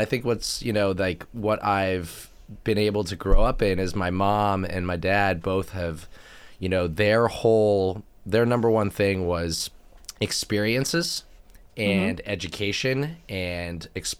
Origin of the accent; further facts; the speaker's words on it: Sausalito, California, United States; I am from San Francisco, California, born and raised. Hello. From a little town called Sausalito, north of San Francisco, right over the Golden Gate Bridge.